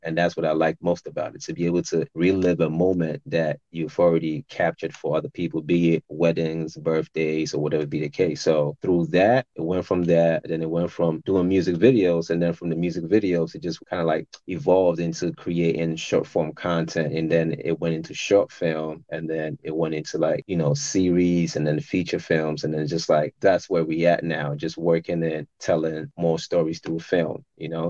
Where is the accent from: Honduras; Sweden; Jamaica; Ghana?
Ghana; Tema, Greater Accra; now in United States; I grew up in Ghana